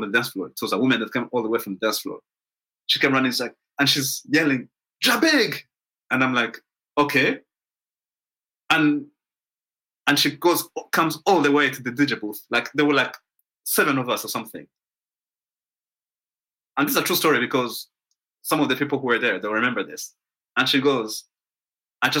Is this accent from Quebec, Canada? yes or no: yes; Montreal, Quebec, Canada; I'm from Montreal